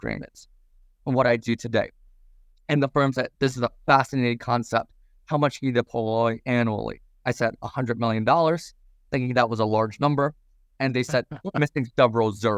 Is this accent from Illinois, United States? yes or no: yes; Champaign, Illinois, United States; I'm from Champaign, Illinois